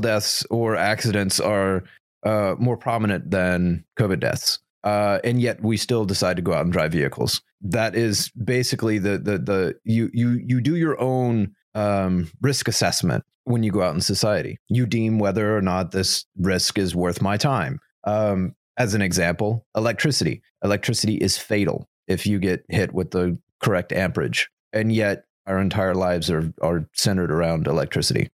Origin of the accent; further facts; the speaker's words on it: United States; as an American